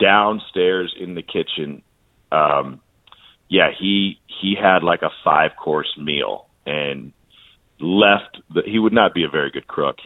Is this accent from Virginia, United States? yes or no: no; Columbia, Missouri, United States; I grew up in Columbia, Missouri, where 90% of my friends were Cardinals fans.